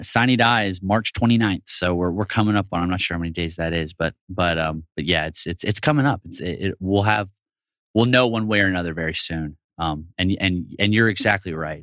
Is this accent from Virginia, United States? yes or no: no; Marietta, Georgia, United States; I grew up in Marietta, so I'm a, I, hometown Atlanta, Atlanta boy.